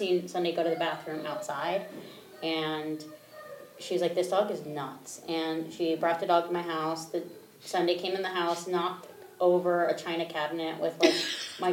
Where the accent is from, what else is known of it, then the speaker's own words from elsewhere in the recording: Maryland, United States; moved away; also born or lived in Utah / Colorado / Cleveland; I grew up in Maryland